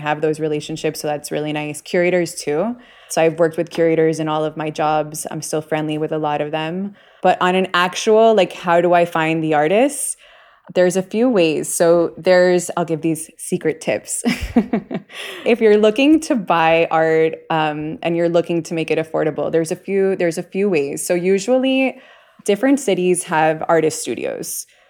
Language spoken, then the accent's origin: English; Miami, Florida, United States; also born or lived in New York / Bay Area; I'm from Miami. I lived a long time in New York, and then I have the California, you know, I lived in the Bay Area.